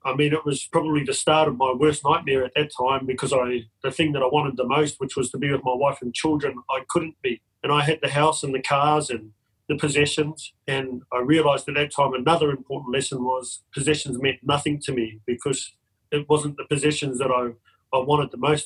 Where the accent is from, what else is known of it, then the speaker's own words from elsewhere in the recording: New Zealand; now in Australia; I'm from New Zealand originally, but I've lived in Australia for 24 years